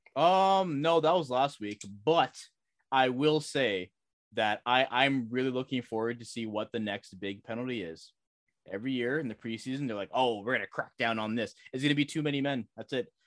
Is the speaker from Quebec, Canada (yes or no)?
no; Toronto, Ontario, Canada; growing up in Toronto